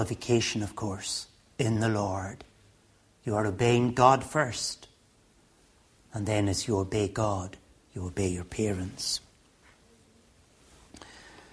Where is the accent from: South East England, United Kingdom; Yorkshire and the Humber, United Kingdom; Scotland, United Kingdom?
Scotland, United Kingdom; Stornoway; now in England, United Kingdom; When I grew up in Stornoway in the Western Isles, marriage was for life